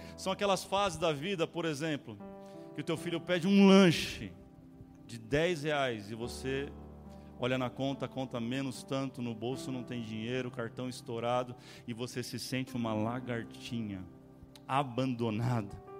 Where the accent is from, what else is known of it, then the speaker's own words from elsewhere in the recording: São Bernardo do Campo, São Paulo, Brazil; Tinha muito bichinho no terreno onde eu, onde eu cresci, ali em Nova Petrópolis